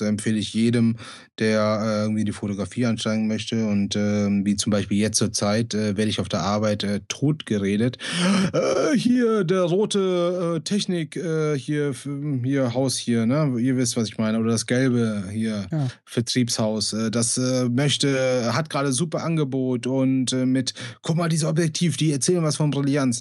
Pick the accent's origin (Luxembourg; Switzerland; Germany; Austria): Germany; Bonn, North Rhine-Westphalia; Ich bin gebürtiger Bonner